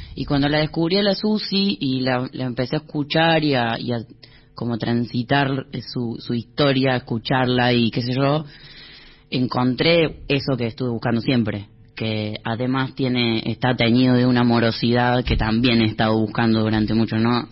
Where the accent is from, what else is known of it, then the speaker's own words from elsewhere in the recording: Córdoba, Argentina; now in Buenos Aires, Argentina; yo soy cordobés